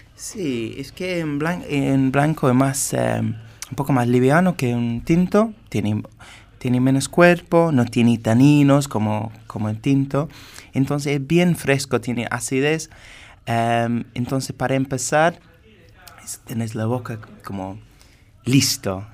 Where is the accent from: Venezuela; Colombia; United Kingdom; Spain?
United Kingdom; England; Spanish is a second language; moved away as an adult; now in Mendoza, Argentina; soy inglés y estuve trabajando como sommelier